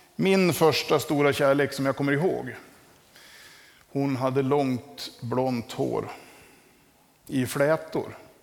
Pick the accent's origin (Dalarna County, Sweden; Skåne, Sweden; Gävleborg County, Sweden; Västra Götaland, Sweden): Dalarna County, Sweden; Västerdalarna; moved away; hemma i Västerdalarna